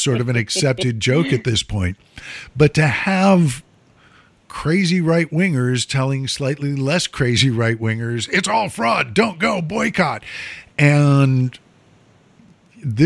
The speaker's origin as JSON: {"language": "English", "town": "Mount Prospect", "region": "Illinois", "country": "United States", "tie": "born or raised there", "said": "a police car from my hometown, Mount Prospect police car."}